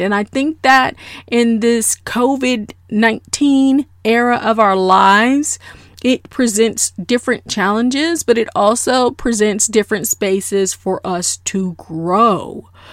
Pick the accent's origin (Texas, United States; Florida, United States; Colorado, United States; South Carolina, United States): Florida, United States; South; I am a good old Southern girl. I'm from South Florida.